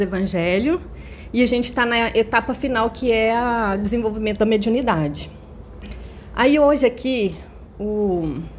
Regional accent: Nova Serrana, Minas Gerais, Brazil; Eu sou de Nova Serrana, Minas Gerais

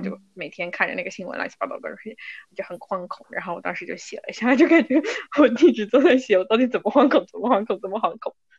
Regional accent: Kunming, Yunnan, China; accent: Kunming dialect; 我们昆明话

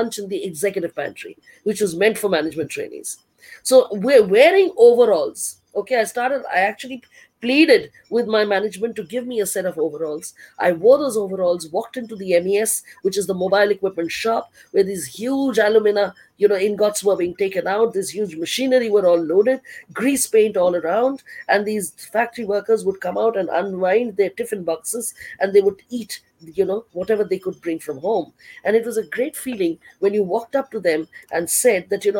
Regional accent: Delhi, India; moved away as an adult; also born or lived in Odisha; I was from Delhi in a state like Orissa.

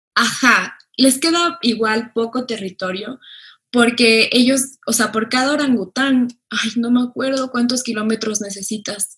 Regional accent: Ecuador; todos los que vivimos en Ecuador somos ecuatorianos y ecuatorianas

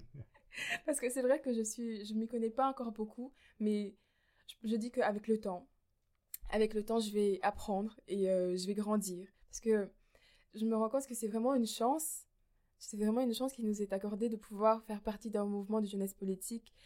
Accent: Mouscron, Wallonia, Belgium; moved away as an adult; now in Namur, Belgium

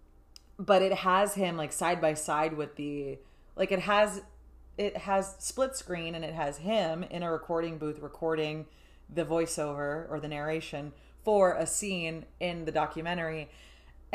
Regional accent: South Florida, United States; We've lived in South Florida almost our whole lives

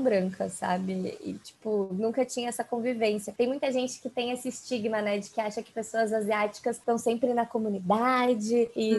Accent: São Paulo, Brazil; eu sou de São Paulo e São Paulo é uma cidade que tem muita, muita, muitas pessoas de descendência asiática, então já é uma cidade que eu não tô completamente sozinha ali. Uhum, uhum. É, e eu cresci ali no bairro da Aclimação

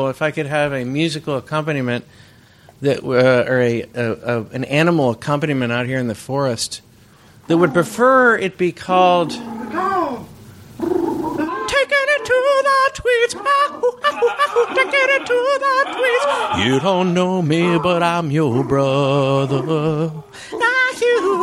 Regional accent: Bay Area, California, United States; I grew up in the Bay Area, which is the pre-recorded studio music capital of the world

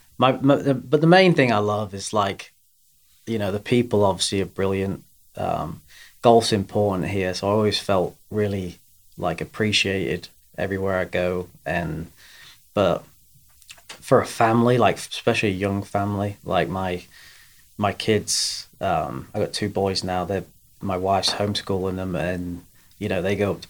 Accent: England, United Kingdom; moved away as an adult; also born or lived in Augusta, Georgia, United States; now in Erwin, United States; I was born in England, born and raised there, and then went to college in America

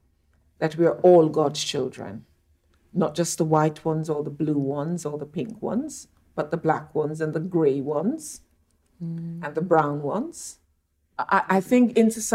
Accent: Montego Bay, Saint James, Jamaica; moved away; I'm very lucky to have been born and brought up in Montego Bay, Jamaica

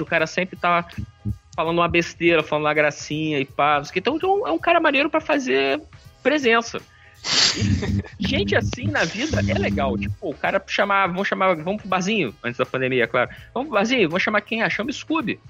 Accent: Rio de Janeiro, Brazil; falando um pouco como carioca

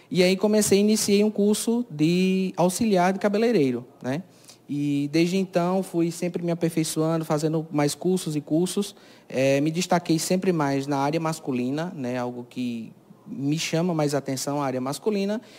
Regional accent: Cajazeiras, Paraíba, Brazil; É, eu nasci aqui mesmo, na cidade, né? Sou natural daqui de Cajazeiras, é, resido na, no distrito de Serra da Arara

